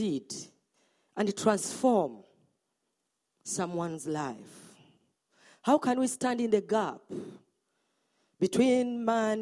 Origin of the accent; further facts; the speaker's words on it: Uganda; I'm from Uganda.